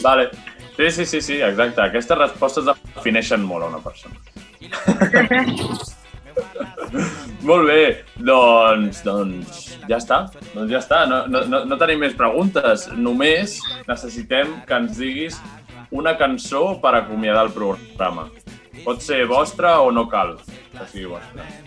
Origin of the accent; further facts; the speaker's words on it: Santa Perpètua de Mogoda, Catalonia, Spain; nosaltres som de Santa Perpètua